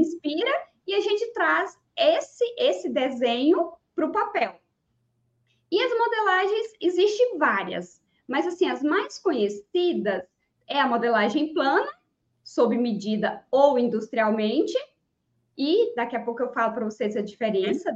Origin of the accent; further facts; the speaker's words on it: Niquelândia, Goiás, Brazil; now in Ceres, Brazil; Não nasci aqui, mas nasci no, no interior mais longe um pouquinho, na cidade de Niquelândia, é, também aqui em Goiás